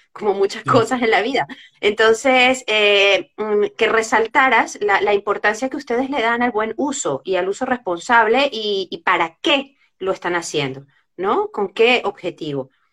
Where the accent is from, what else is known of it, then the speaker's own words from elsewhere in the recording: Venezuela; moved away; somos venezolanos